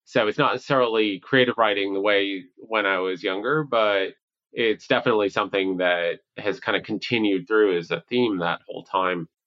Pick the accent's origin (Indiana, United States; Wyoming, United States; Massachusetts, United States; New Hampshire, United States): New Hampshire, United States; also born or lived in New York City / Long Island; I was born in New York City, and I would say one attribute kind of growing up was just moving around a lot. We went from New York City to Long Island up to New Hampshire.